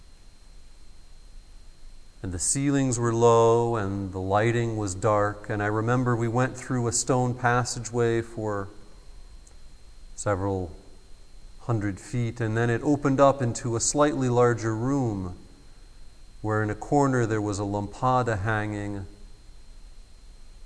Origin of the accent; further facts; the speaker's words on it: United States; as an American who had grown up in the Methodist Church